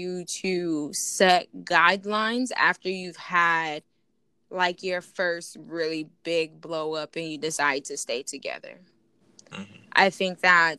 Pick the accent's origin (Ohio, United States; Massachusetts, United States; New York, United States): New York, United States; Buffalo; I'm from New York